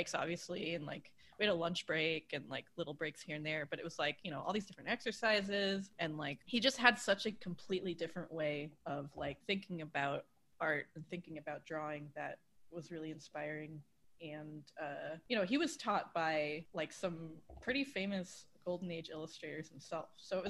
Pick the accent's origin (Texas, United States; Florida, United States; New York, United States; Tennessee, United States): New York, United States; Long Island; but I'm like, yeah, so I'm from Long Island. For anyone who doesn't know, that's where the Jersey Shore people are actually from.